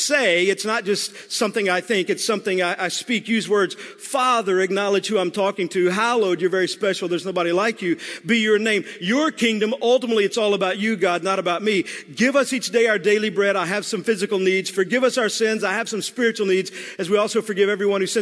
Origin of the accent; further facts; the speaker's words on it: Texas, United States; I'm from Texas